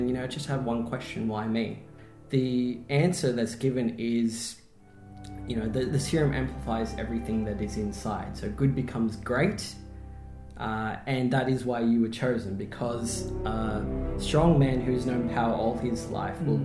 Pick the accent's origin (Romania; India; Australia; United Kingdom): Australia; Melbourne, Victoria; I grew up in Melbourne, so I'm a Melbourne boy, born and bred